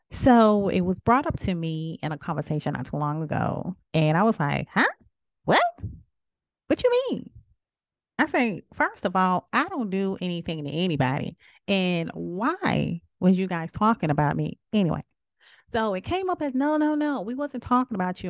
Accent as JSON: {"language": "English", "region": "South Carolina", "country": "United States", "said": "I am from South Carolina."}